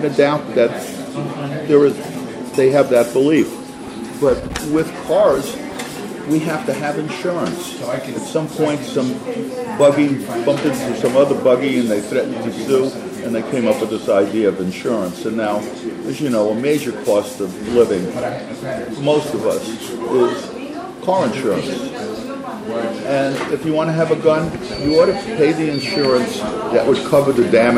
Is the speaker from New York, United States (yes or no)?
yes; New York City, New York, United States; I'm from Brooklyn, New York, 18 blocks from where Bernie was born